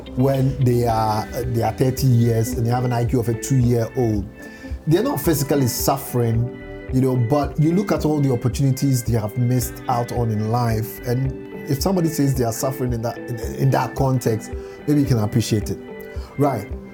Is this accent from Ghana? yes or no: yes; Boso, Eastern Region, Ghana; my hometown, Boso.